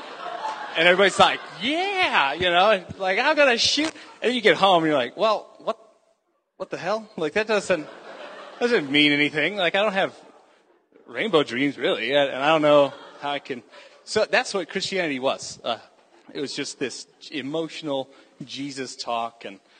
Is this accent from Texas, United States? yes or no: yes; Houston, Texas, United States; I grew up in Houston, Texas, which is a terrible place.